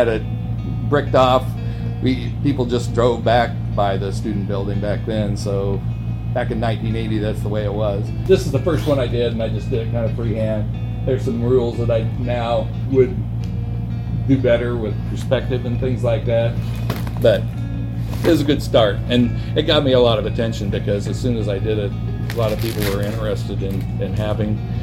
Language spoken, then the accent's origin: English; Bloomington, Indiana, United States; growing up in Bloomington, my grandmother lived in town